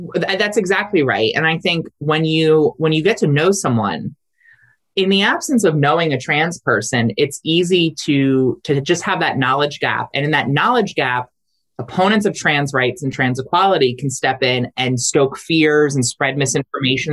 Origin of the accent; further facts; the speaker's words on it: Delaware, United States; my home state of Delaware